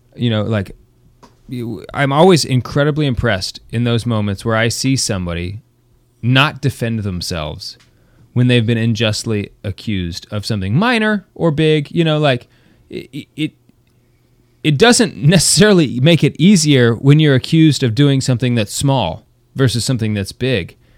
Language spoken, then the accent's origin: English; United States; we're not Americans anymore